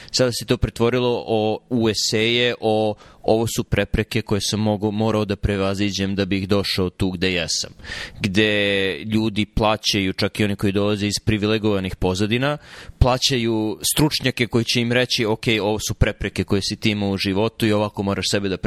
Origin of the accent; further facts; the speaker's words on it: Jagodina, Pomoravlje District, Serbia; moved away as an adult; now in United States; ja sam iz Jagodine